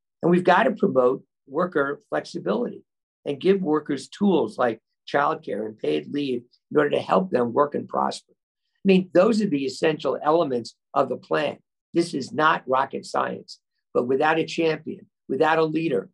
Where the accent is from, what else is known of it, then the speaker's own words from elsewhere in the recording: Levittown, New York, United States; as a kid growing up in Levittown, New York